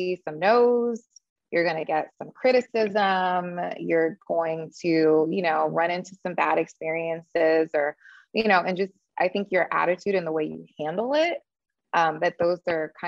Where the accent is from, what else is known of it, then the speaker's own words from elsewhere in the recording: Miami, Florida, United States; moved away as an adult; also born or lived in Jackson, Mississippi / New Orleans; my hometown down in Miami